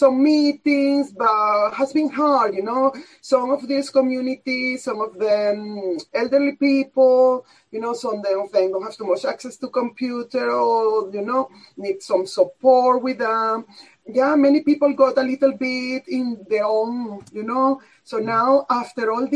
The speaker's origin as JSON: {"language": "English", "country": "Venezuela", "moved": "yes", "lives_now": "Bath, United Kingdom", "said": "a film from Venezuela, my country."}